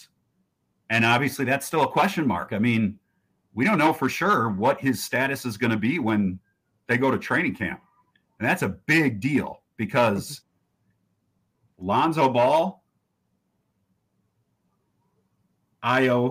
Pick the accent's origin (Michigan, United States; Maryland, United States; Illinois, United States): Illinois, United States; Northbrook; moved away as an adult; also born or lived in Austin, Texas; I grew up in the North Suburbs in Northbrook